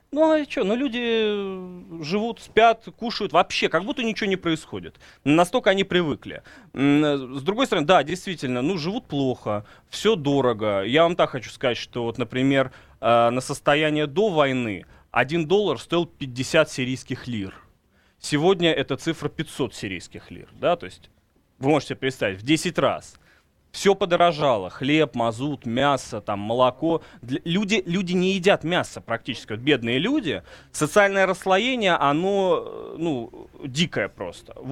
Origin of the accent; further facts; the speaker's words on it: Russia; Ну, по мне не видно, что я из России.